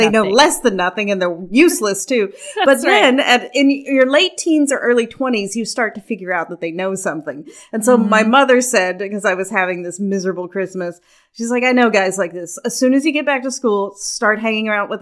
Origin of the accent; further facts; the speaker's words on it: Kentucky, United States; I'm from Kentucky.